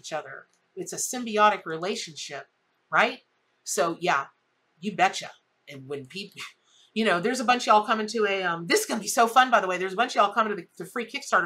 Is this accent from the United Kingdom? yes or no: no; the South, United States; I'm from the South